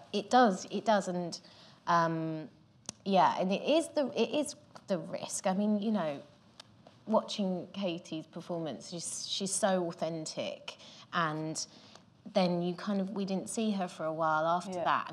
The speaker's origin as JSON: {"language": "English", "town": "Gravesend", "region": "South East England", "country": "United Kingdom", "said": "I'm from Gravesend"}